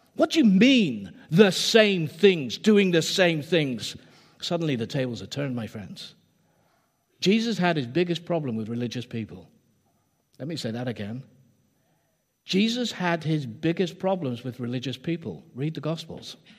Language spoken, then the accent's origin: English; England, United Kingdom; I am English